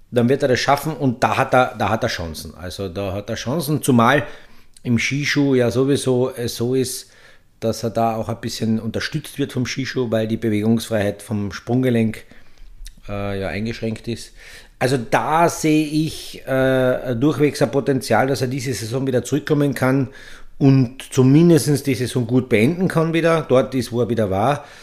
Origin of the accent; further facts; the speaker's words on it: Austria; Es gibt ja so viele, tragisches, emotionales Element bei uns in Österreich